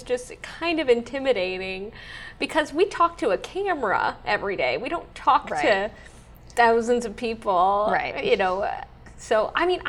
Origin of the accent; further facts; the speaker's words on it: San Antonio, Texas, United States; I'm from San Antonio and went to high school here